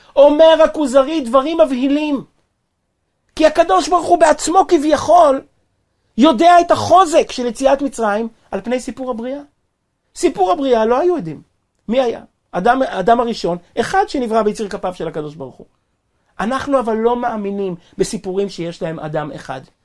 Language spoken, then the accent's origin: Hebrew; Kfar Chabad, Central District, Israel; אני נולדתי וגדלתי בכפר חב"ד